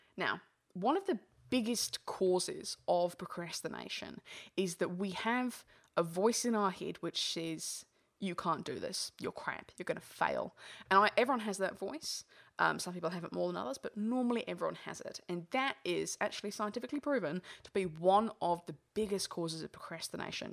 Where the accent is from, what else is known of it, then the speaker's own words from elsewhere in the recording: England, United Kingdom; moved away; originally I'm English